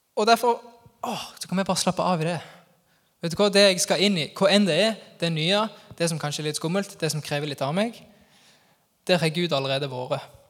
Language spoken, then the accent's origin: Norwegian; Sokndal, Rogaland, Norway; moved away; Sokndal-patriot der jeg er ifra